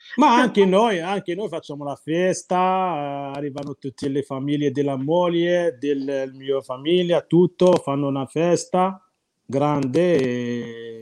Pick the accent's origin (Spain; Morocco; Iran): Morocco; Italian is a second language; now in Italy; Il mio paese dove abito io